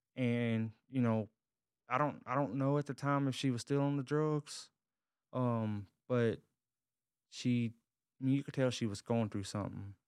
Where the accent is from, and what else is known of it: Covington, Tennessee, United States; born or raised there; now in Dallas-Fort Worth area, United States